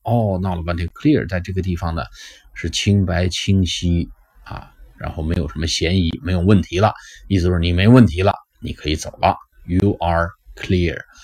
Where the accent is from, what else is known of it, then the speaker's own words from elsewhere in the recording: China; 把我们中国人的书本上的英语